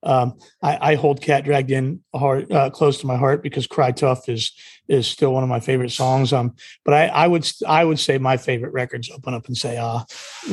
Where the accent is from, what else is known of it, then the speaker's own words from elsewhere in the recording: Mid-Atlantic, United States; I was from the Mid-Atlantic